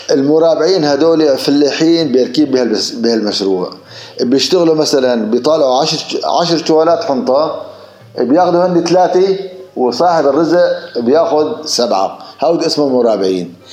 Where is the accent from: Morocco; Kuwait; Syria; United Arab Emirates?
Syria; Tell Qminas, Idlib Governorate; ضيعتنا ضيعتنا آه قلت لك قديمه عمرها شي 3000 4000 سنه